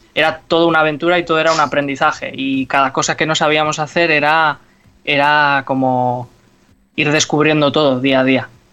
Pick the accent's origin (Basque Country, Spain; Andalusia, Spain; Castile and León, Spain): Basque Country, Spain; Bilbao; nosotros que somos de Bilbao